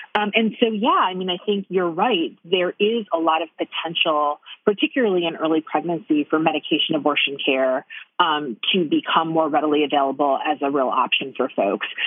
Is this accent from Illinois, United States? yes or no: no; Detroit, Michigan, United States; I grew up in Detroit